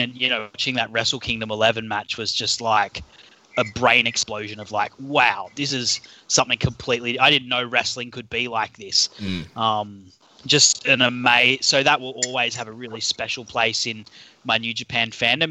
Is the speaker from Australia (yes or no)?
yes; Australia; accent: Australian; by my accent, I'm I'm an Aussie